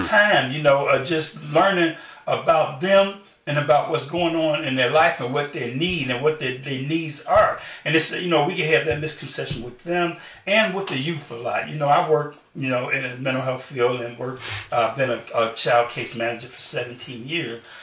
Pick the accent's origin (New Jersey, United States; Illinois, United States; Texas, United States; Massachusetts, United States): Illinois, United States; Chicago; I grew up in Chicago